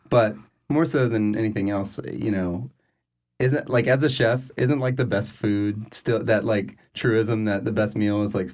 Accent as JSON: {"language": "English", "region": "Louisiana", "country": "United States", "said": "I'm from South Louisiana still."}